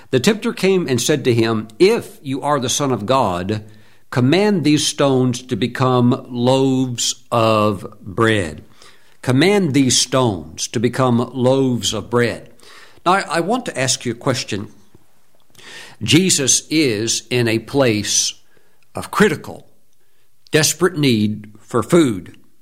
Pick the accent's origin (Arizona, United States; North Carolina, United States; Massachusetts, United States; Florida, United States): North Carolina, United States; North Carolina, my home state